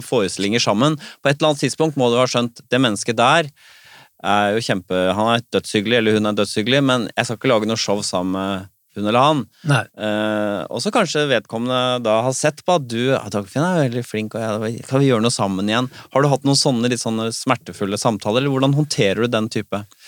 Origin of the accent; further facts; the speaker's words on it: Bærum, Akershus, Norway; Jeg er jo fra Bærum, riktignok Rykken